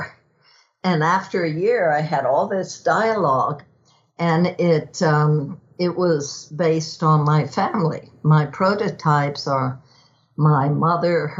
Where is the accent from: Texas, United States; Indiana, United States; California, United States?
Texas, United States; growing up in Texas